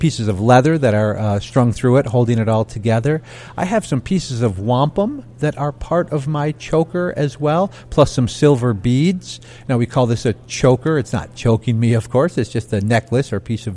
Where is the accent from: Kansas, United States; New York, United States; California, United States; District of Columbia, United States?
New York, United States; Onondaga Nation; a man is from Onondaga, which is the type of Native person that I am